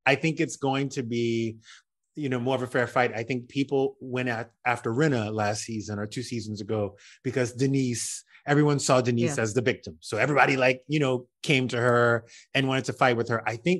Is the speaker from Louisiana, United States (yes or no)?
yes; Louisiana, United States; I grew up in South Louisiana. I know races when I do races.